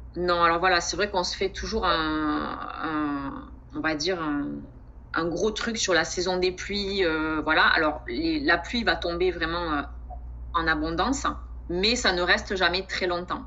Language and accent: French; Montauban, Occitania, France; moved away as an adult; also born or lived in Lot-et-Garonne; now in French Guiana; je suis originaire du sud-ouest de la France, donc je suis née à Montauban